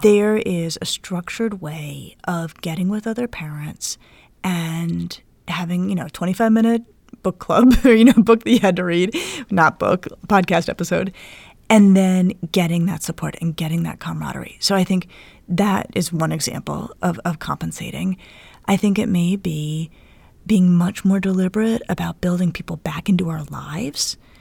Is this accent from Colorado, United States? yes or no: yes; Colorado, United States; now in Cleveland, United States; I'm from Colorado. Um, and I grew up playing in the snow